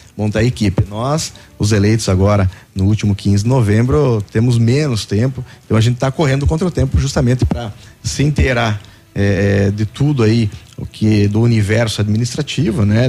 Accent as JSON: {"language": "Portuguese", "town": "Coronel Vivida", "region": "Paraná", "country": "Brazil", "tie": "born or raised there", "said": "Sou natural de Coronel Vivida"}